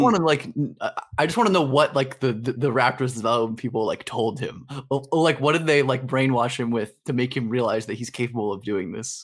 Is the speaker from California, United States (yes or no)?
yes; Los Angeles, California, United States; living and growing up in Hollywood.